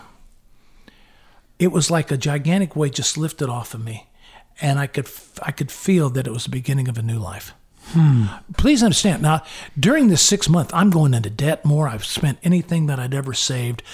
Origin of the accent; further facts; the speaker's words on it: United States; I'm American. I go to church, you know, twice a year